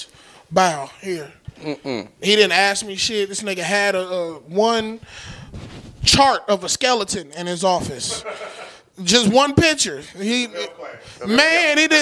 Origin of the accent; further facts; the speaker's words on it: Los Angeles, California, United States; I'm from Los Angeles, and we got weed stores on every other corner.